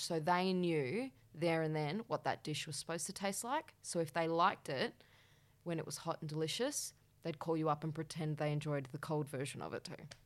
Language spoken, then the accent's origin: English; Perth, Western Australia, Australia; moved away as an adult; now in Melbourne, Australia; So I moved from Perth to Melbourne, and I, at the same time, was moving out of home. I'd never lived out of home in Perth